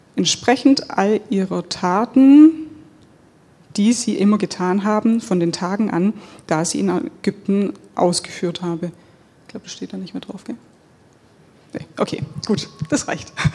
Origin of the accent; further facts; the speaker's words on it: Germany; wir als Deutsche